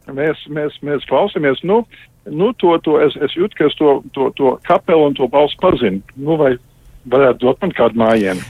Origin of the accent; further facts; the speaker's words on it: Canada; es dzimu Kanādā, Kanāda deva manai ģimenei patvērumu, man, man izglītību un karjeru